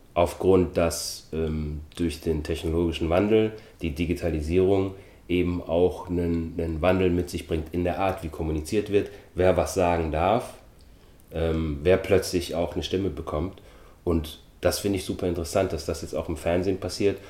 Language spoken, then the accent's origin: German; Germany; also born or lived in Austria; ich bin 1973 geboren worden in Österreich, bin dann mit sechs Jahren nach Deutschland gezogen.